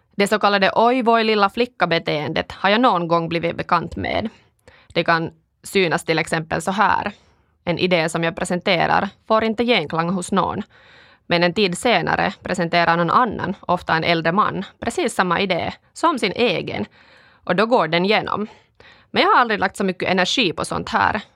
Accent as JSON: {"language": "Swedish", "town": "Kuopio", "region": "North Savo", "country": "Finland", "tie": "born or raised there", "also_born_or_lived": "Stockholm, Sweden", "first_language": "Finnish", "second_language": "Swedish", "moved": "as an adult", "lives_now": "Espoo, Finland", "said": "jag kommer från Kuopio, där jag vuxit upp i en finskspråkig familj"}